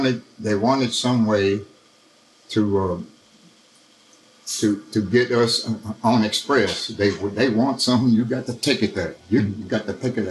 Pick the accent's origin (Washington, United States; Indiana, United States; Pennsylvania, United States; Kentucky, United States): Kentucky, United States; North Middletown; also born or lived in Lexington, Kentucky; we were raised in North Middletown together